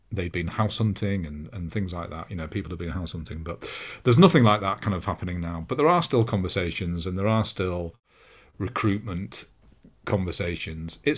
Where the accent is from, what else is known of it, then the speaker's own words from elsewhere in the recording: London, United Kingdom; As a Londoner, I'd go to Chelsea or Tottenham games, and I'd never experienced anything like it.